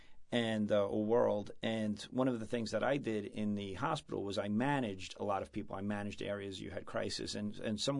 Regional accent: New York, United States; moved away; growing up in New York in the 70s and 80s

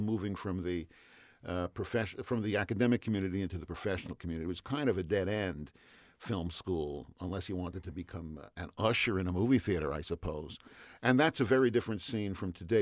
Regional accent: New York City, New York, United States; moved away as an adult; now in California, United States; I'm a New Yorker. I, okay. I grew up in Queens, and I came to California

